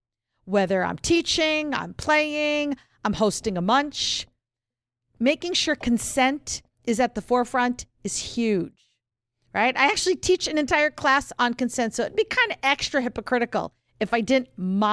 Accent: the North, United States; I'm really a northerner

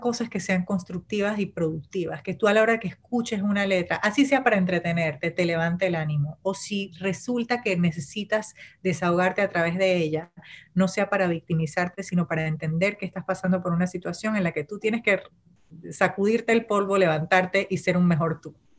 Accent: Panama; first language Spanish; yo nací, crecí en Panamá y digamos que es mi primera lengua

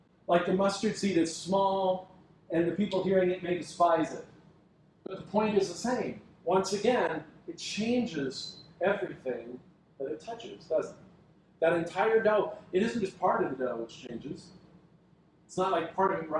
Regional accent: United States; our culture as American Christians

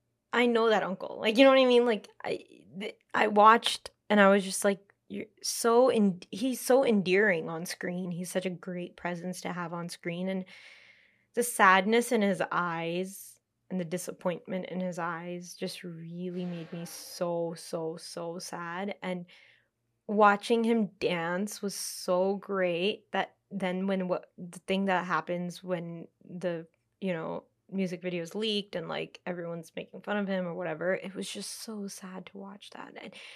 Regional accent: India; being Indian and being in India

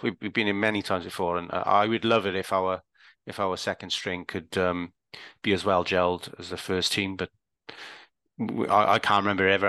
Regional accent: Welsh, Wales, United Kingdom; I'm Welsh

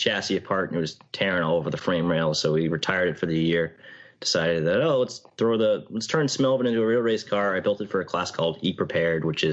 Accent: New Hampshire, United States; I'm from New Hampshire

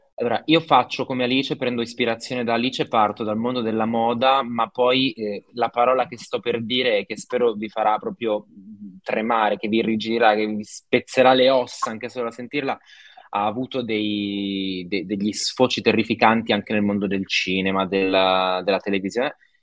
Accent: Novara, Piedmont, Italy; Io sono di Novara

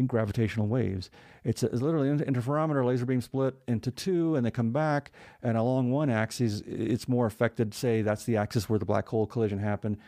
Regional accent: New Mexico, United States; I'm from New Mexico

